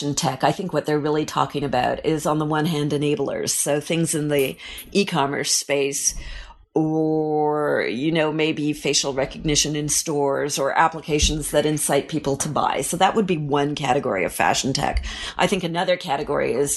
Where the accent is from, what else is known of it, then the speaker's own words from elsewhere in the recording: Ottawa, Ontario, Canada; moved away as an adult; now in Paris, France; growing up in Ottawa